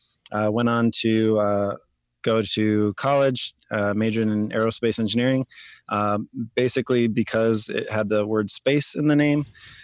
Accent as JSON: {"language": "English", "region": "Florida", "country": "United States", "tie": "born or raised there", "said": "I'm originally from Florida. One of the few people that's originally from Florida."}